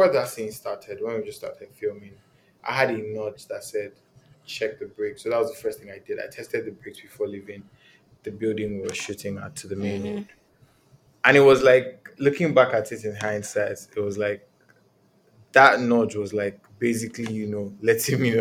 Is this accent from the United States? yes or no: no; Nigeria; I'm Nigerian.